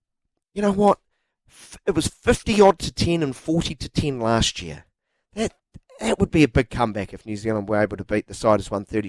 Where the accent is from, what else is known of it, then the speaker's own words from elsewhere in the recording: Scotland, United Kingdom; I'm Scottish too.